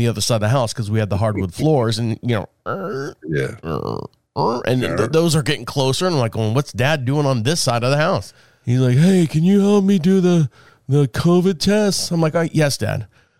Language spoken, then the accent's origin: English; Orlando, Florida, United States; Like I came from Orlando. So I have all these opportunities in Orlando to you know, thrive and make communications and connections and all that stuff.